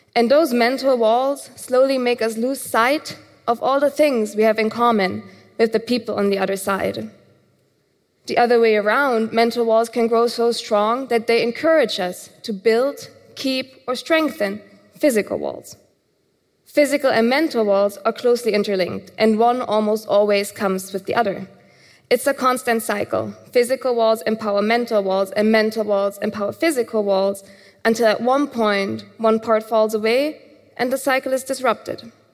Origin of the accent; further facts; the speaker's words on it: Germany; Growing up in Germany